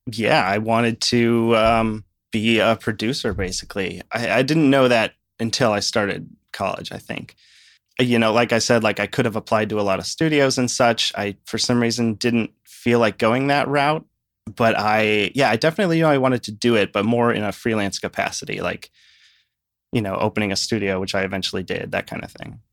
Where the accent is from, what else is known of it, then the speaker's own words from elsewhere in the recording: Shorewood, Wisconsin, United States; now in Rochester, United States; I grew up in a suburb of Milwaukee, Wisconsin, Shorewood.